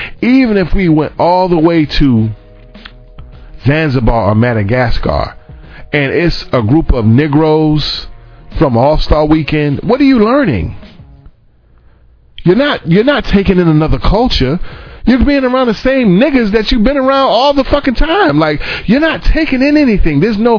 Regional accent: New York City, New York, United States; And I'm from, like, I'm really born and raised in New York City. I know I don't really sound like it. And by the way, I'm very proud of that, because New York is real

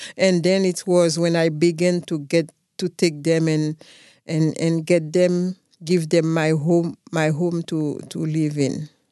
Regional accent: Haiti; I come from a village named Damascene. It's a small village with about five thousand people. My dad is a farmer

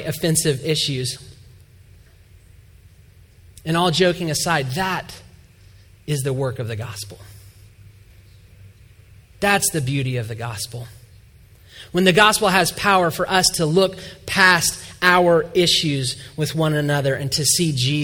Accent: Atlanta, Georgia, United States; moved away as an adult; now in Indiana, United States; we are from Atlanta, Georgia

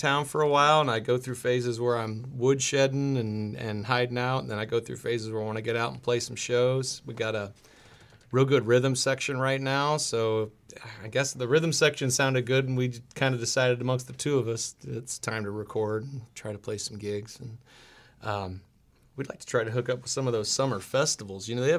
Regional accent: Ohio, United States; now in Chicago, United States; I'm from Ohio.

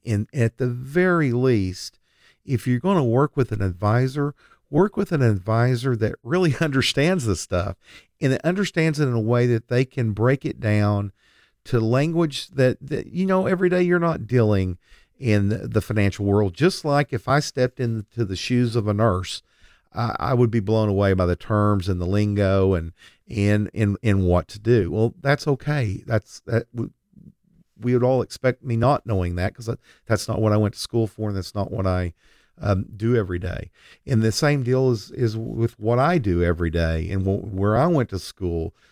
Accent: Lindsay, Oklahoma, United States; now in Oklahoma City, United States; I grew up in Lindsay, Oklahoma, but for the last fourteen years, I've lived in South Oklahoma City

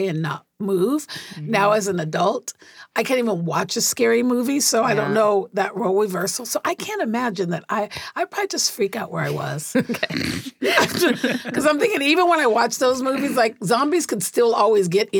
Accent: Tacoma, Washington, United States

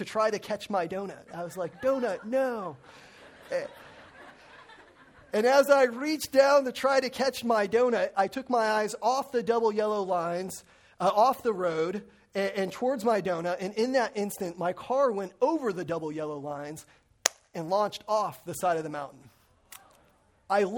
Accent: Lake Arrowhead, California, United States; moved away; also born or lived in Crestline; I grew up in the mountains of Crestline and Lake Arrowhead

